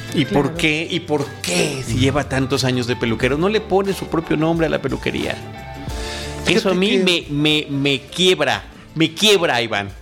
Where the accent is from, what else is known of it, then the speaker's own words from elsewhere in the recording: Campeche, Mexico; yo, soy de Campeche, mi familia es de Campeche